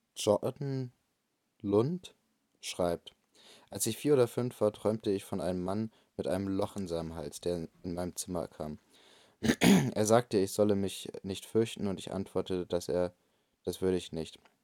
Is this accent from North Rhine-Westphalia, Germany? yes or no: no; Bremen, Germany; ich komme aus Bremen.